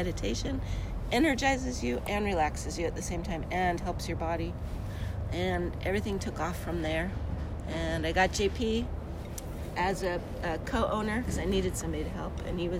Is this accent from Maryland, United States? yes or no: no; Burbank, California, United States; moved away as an adult; now in Austin, United States; I grew up in Burbank, California, and moved to Austin 25 or 30 years ago.